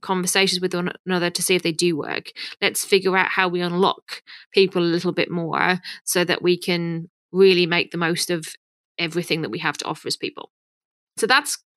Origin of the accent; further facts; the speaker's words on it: United Kingdom; accent: British; moved away as an adult; now in Canada; probably guessed by my accent that I'm British.